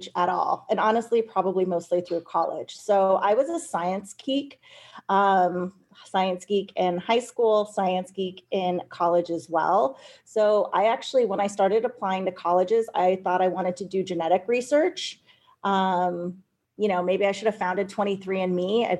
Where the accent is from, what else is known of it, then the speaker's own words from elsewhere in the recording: California, United States; moved away as an adult; I came from California